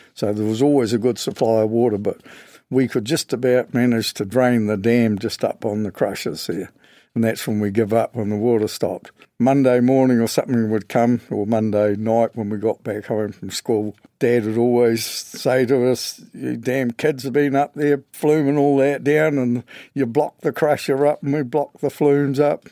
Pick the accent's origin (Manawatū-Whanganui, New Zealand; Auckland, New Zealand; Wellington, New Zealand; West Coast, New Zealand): West Coast, New Zealand; Westport; born and bred in West Port, lived all my life in Cardiff Beach